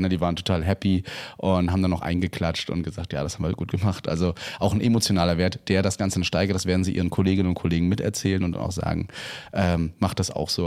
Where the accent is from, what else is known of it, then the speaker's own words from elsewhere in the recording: Germany; bei uns in Deutschland